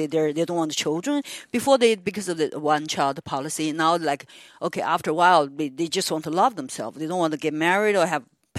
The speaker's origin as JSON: {"language": "English", "country": "United States", "second_language": "English", "said": "Also, I'm an American."}